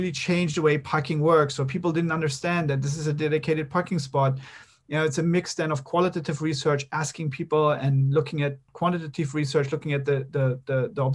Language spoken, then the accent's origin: English; Berlin, Germany; in Berlin, my hometown